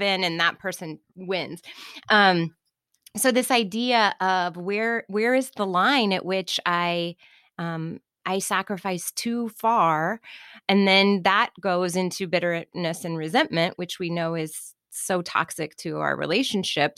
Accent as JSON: {"language": "English", "town": "Kansas City", "region": "Missouri", "country": "United States", "tie": "born or raised there", "said": "I grew up in Kansas City"}